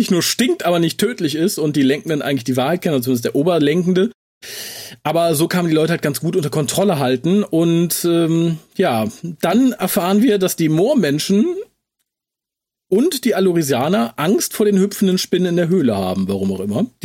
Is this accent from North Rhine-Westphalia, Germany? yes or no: yes; Düsseldorf, North Rhine-Westphalia, Germany; born or raised there